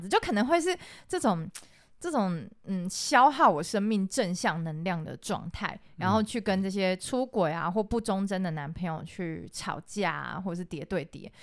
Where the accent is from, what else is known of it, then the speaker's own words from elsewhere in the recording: Taiwan; 我们台湾人